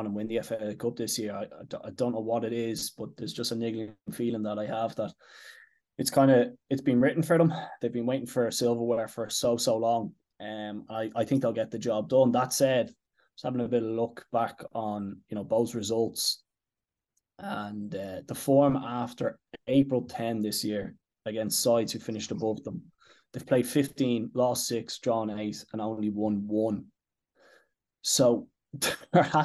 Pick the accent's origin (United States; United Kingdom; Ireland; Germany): Ireland; Dublin, Leinster; I'm Casanock. My dad is Cabra